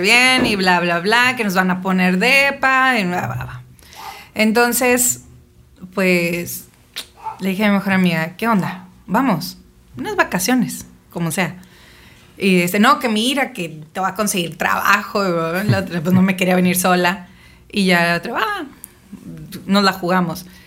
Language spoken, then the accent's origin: Spanish; Navojoa, Sonora, Mexico; now in Ensenada, Mexico; nací en Sonora, en Navojoa. Mis papás se conocieron en Álamos, pero hicieron vida en, en Navojoa.